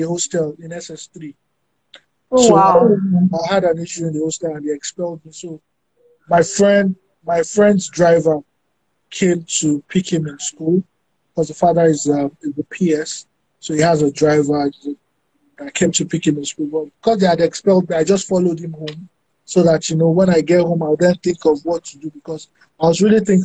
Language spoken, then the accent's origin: English; Abeokuta, Ogun State, Nigeria; also born or lived in Lagos, Nigeria; I spent a huge chunk of my life in Abeokuta. I went to Abeokuta Grammar School